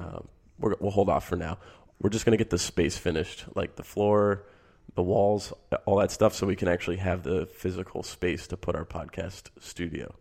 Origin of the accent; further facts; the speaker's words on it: Michigan, United States; I grew up in Michigan.